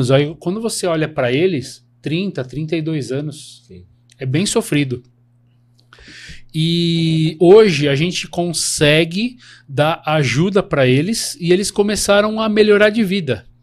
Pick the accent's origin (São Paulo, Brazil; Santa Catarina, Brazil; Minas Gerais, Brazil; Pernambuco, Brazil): Minas Gerais, Brazil; é Minas Gerais, sou de Minas.